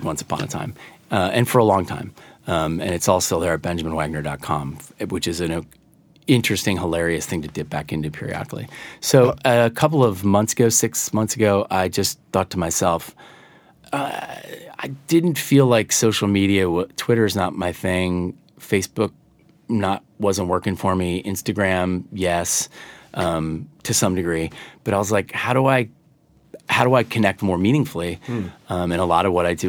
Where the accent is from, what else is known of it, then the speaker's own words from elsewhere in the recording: Iowa, United States; I sing with a little bit of a twang, I'm told, which is bizarre because I'm from Iowa